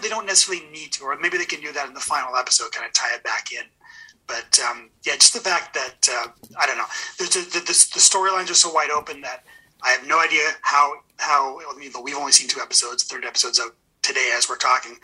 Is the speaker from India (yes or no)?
no; Edmonton, Alberta, Canada; I'm from Edmonton